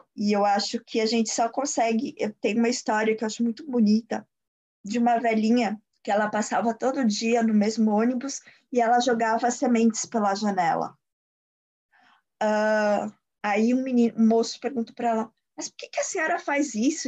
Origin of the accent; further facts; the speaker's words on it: São Paulo, Brazil; moved away; Eu sou, eu sou paulista